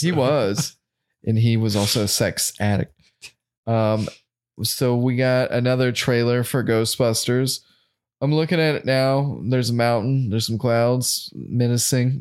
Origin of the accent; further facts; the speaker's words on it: the South, United States; we're from the South